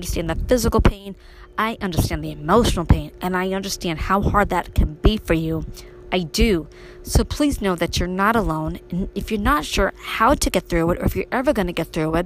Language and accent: English; New York City, New York, United States; moved away as an adult; now in Upstate New York, United States; me growing up in Brooklyn